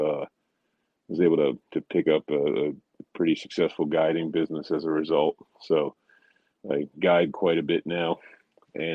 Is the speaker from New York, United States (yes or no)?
yes; New York City, New York, United States; now in Connecticut, United States; Originally, I'm from the Bronx, New York